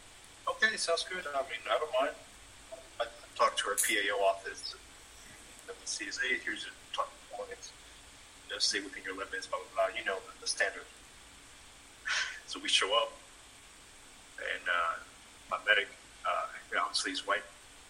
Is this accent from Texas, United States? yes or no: yes; South Texas, United States; I grew up in South Texas. It was a weird dynamic because 90% of my family was in Mexico, right?